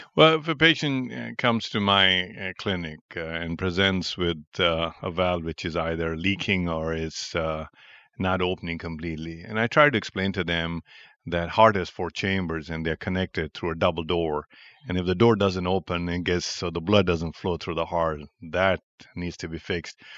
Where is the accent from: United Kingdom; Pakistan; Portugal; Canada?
Pakistan; moved away as an adult; also born or lived in New York, United States / Cleveland, United States; now in Chicago, United States; I was born in Pakistan and I had my uh, medical education in Pakistan